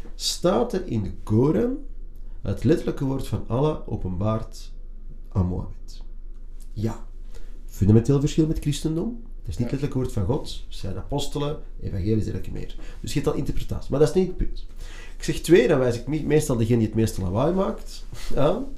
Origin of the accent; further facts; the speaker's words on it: Antwerp, Flanders, Belgium; ik ben opgegroeid in een multiculturele buurt, een multiculturele school